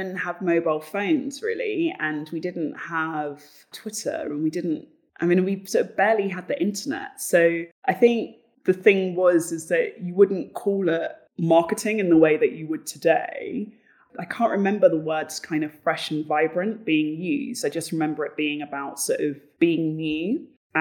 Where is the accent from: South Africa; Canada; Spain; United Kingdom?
United Kingdom; London; moved away as an adult; also born or lived in Bristol; now in Berlin, Germany; I had grown up in a privileged area, you know, I'm from Battersea, it is really affluent there